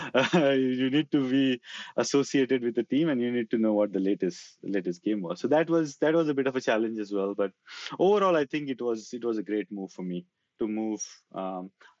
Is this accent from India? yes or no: yes; India; moved away as an adult; now in Australia; I was in that part of the world for a long, long time